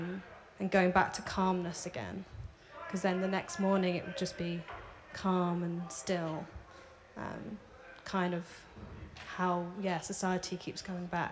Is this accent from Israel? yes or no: no; Devon, South West England, United Kingdom; I'm from Devon, where it's like red cliffs